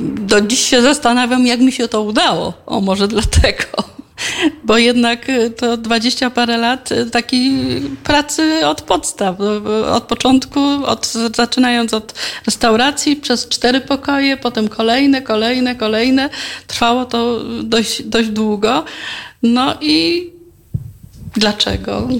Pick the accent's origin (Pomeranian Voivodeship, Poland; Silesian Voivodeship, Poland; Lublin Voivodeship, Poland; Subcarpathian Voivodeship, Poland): Subcarpathian Voivodeship, Poland; Dębica; also born or lived in Kraków; było to moje miasto, jest to moje miasto, tu stąd pochodzą